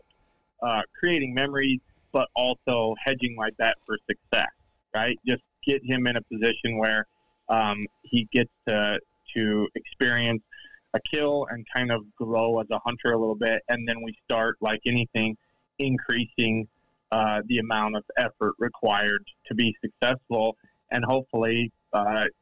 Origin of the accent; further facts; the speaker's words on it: Utah, United States; when I was growing up in Utah